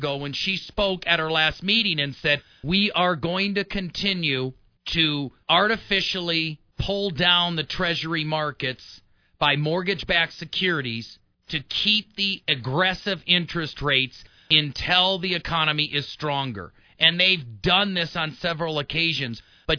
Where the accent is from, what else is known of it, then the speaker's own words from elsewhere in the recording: Milwaukee, Wisconsin, United States; now in Colorado, United States; I was born and raised in Milwaukee